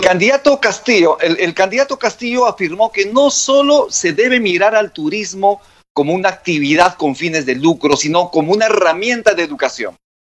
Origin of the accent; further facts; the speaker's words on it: Cusco, Peru; yo soy cusqueño